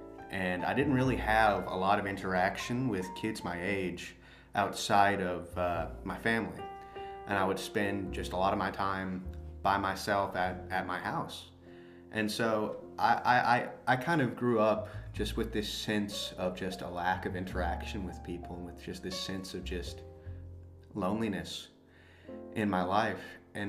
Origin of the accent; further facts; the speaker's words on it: Tennessee, United States; born there; also born or lived in Alabama; because I was born in Tennessee and I moved to Alabama after my house had burnt down back there.